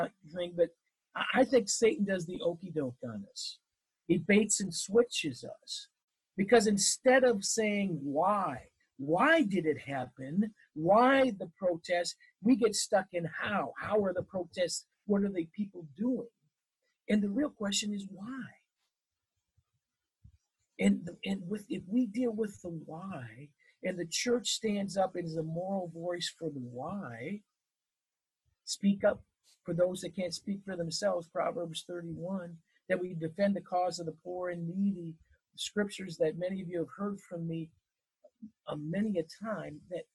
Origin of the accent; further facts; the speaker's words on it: Wisconsin, United States; I grew up in Wisconsin